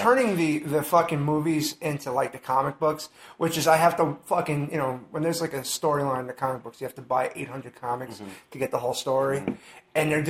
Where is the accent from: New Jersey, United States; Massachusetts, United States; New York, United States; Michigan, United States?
New York, United States; New York City; I'm from the Bronx.